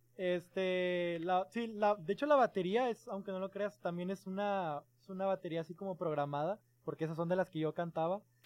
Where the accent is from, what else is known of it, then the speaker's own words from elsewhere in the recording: Mexico; desde México, pues somos mexicanos